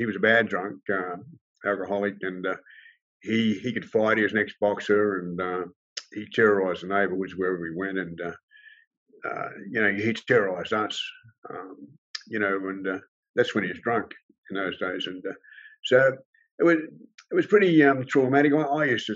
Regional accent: Sydney, New South Wales, Australia; also born or lived in Fairfield; I grew up, Balmain, went to school there and in Fairfield

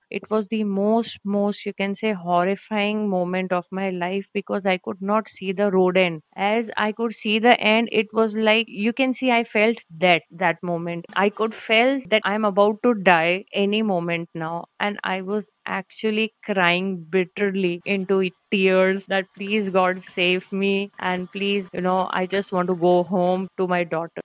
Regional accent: Jaipur, Rajasthan, India; now in Bikaner, India; born and brought up in Jaipur, the capital of Rajasthan

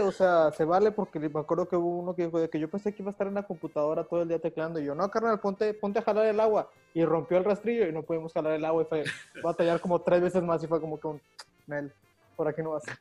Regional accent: Monterrey, Nuevo León, Mexico; en mi caso, y creo que probablemente todos así como regios

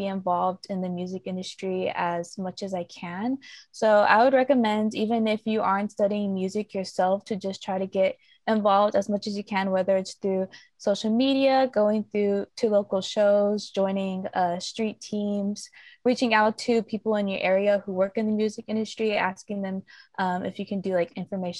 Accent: Dallas, Texas, United States; also born or lived in Austin; I'm back home in Dallas for the time being

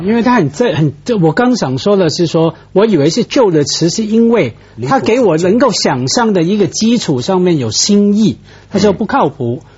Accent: Guangdong, China; 我作为广东人

